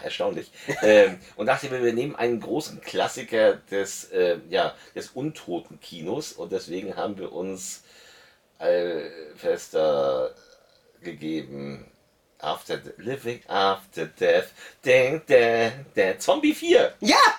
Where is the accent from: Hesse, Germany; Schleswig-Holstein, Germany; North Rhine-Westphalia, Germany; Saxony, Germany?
Schleswig-Holstein, Germany; Lübeck; ich komme auch nicht aus Hamburg, ich komme aus Lübeck